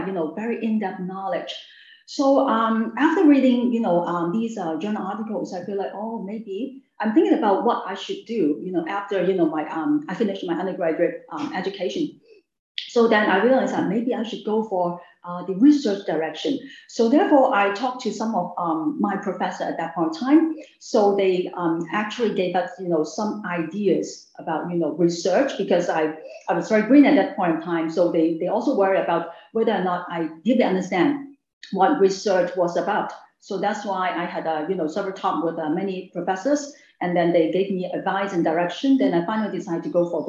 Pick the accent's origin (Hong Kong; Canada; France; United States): Hong Kong; I grew up in Hong Kong, and also I studied in Hong Kong